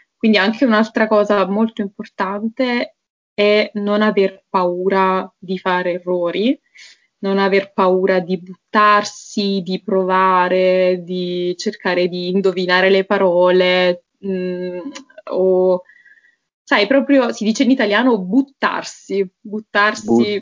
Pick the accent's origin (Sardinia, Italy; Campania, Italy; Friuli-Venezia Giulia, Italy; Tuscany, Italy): Campania, Italy; Naples area; first language Italian; moved away as an adult; now in Bratislava, Slovakia; io sono di Napoli, sono di una città vicino Napoli in realtà